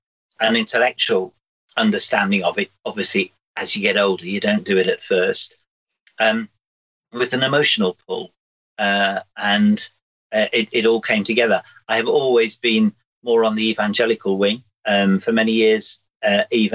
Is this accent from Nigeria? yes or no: no; the North West, North West England, United Kingdom; I grew up in the Northwest.